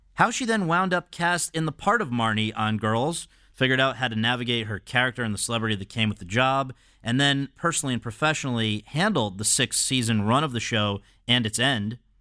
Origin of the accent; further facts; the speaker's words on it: New Haven, Connecticut, United States; my hometown of New Haven